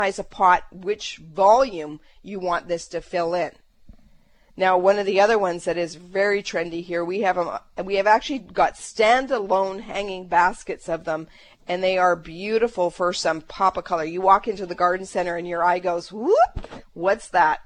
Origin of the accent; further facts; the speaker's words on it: Canada; we're Canadian